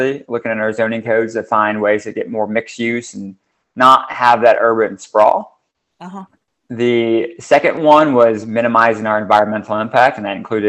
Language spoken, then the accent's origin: English; Ohio, United States; moved away; my hometown, I grew up in a suburb in Ohio